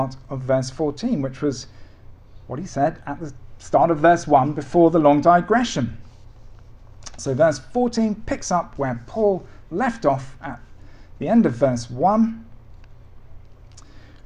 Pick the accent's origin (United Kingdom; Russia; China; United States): United Kingdom; As a British Christian